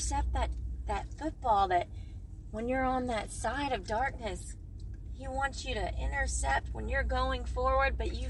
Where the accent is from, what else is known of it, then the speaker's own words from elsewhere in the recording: Okinawa, Japan; I was born in Okinawa, Japan